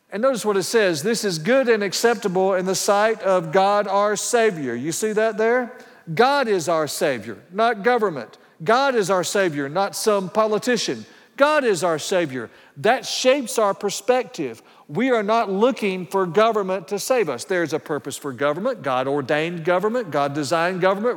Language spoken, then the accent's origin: English; Paulding County, Georgia, United States; now in Lenexa, United States; I grew up in Paulding County, Georgia, when it was very rural.